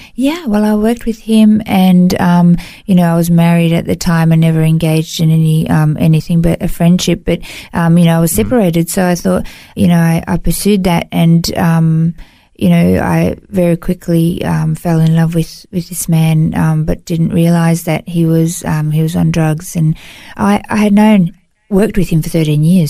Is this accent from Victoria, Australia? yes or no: yes; Melbourne, Victoria, Australia; moved away as an adult; now in Gold Coast, Australia; I grew up in Melbourne, um, in, in Victoria, and moved to the Gold Coast.